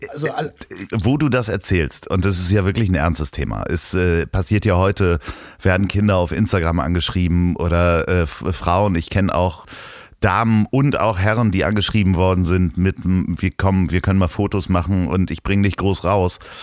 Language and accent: German; Germany; ich bin aus Deutschland